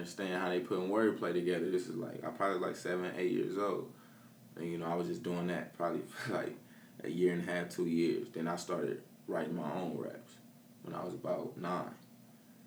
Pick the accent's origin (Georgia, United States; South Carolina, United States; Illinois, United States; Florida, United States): Illinois, United States; Peoria; Born and raised in Peoria